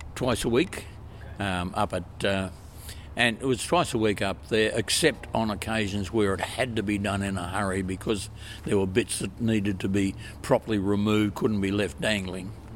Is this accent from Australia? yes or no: yes; Queensland, Australia; moved away; also born or lived in Victoria, Australia; originally a Queenslander. To my horror, I had to spend over 50 years in Victoria.